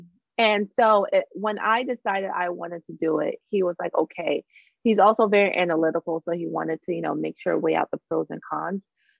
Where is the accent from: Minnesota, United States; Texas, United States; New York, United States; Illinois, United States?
New York, United States; Long Island; I'm a Long Island girl. I grew up in Long Island, you know, I'm a New York girl.